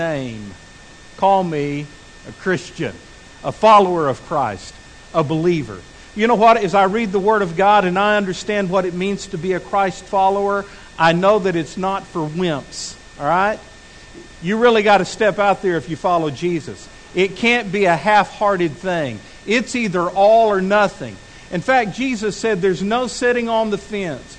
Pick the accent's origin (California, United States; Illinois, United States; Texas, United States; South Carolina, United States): Texas, United States; Midland; also born or lived in Abilene, Texas; now in Fort Smith, United States; I had lived my whole life in Midland, Texas. I'd been born there and raised there